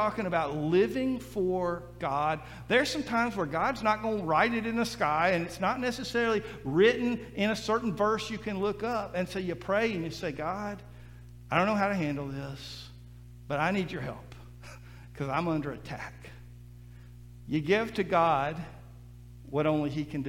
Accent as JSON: {"language": "English", "region": "Mississippi Gulf Coast", "country": "United States", "tie": "born or raised there", "said": "I grew up on the Mississippi Gulf Coast and we dealt with hurricanes all the time"}